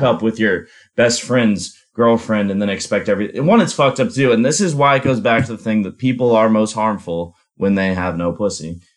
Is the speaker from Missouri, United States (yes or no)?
yes; St. Louis, Missouri, United States; moved away; I'm actually from St. Louis, Missouri